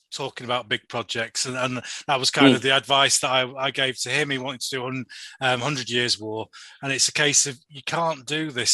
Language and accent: English; Yorkshire and the Humber, United Kingdom; I come from Yorkshire